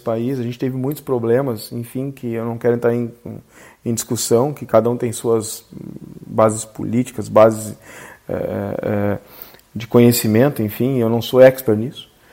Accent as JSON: {"language": "Portuguese", "area": "Gaúcho", "region": "Rio Grande do Sul", "country": "Brazil", "said": "orgulho de ser gaúcho"}